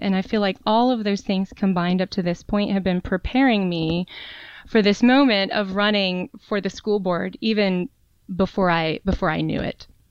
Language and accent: English; North Carolina, United States; moved away as an adult; also born or lived in Raleigh, North Carolina; now in Charlottesville, United States; I'm actually originally from North Carolina. That's where I was okay. born and grew up